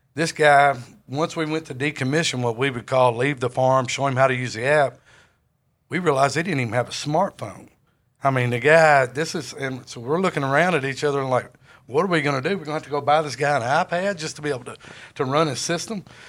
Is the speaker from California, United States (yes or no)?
no; Jonesboro, Arkansas, United States; I grew up in Jonesboro, Arkansas